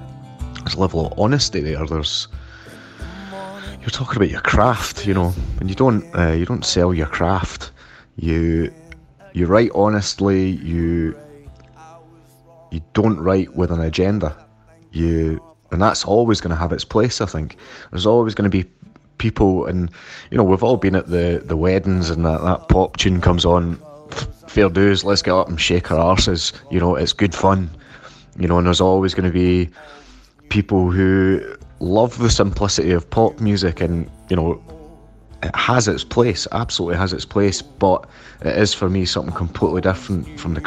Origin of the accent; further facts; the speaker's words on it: Scotland, United Kingdom; as a Scottish player, when you get up there, you do kind of feel, if you would sing a, you know, a melancholic tune, you know, you do feel like your people are, they take it serious